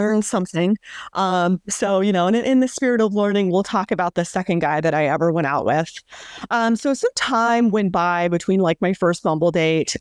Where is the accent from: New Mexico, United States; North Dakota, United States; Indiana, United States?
New Mexico, United States; moved away; I grew up in New Mexico